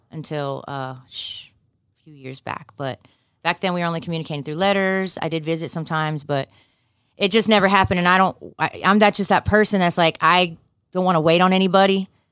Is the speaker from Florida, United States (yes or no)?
no; Fayetteville, North Carolina, United States; also born or lived in Durham, North Carolina / Los Angeles; now in Houston, United States; I was born in Durham, North Carolina, and I was raised in Fayetteville